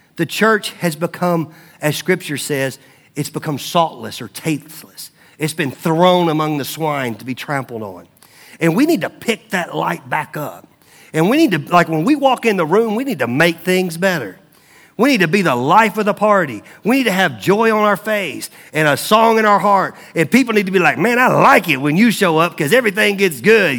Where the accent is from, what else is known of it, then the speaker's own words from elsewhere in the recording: Mount Juliet, Tennessee, United States; moved away; I grew up in Mount Juliet, Tennessee.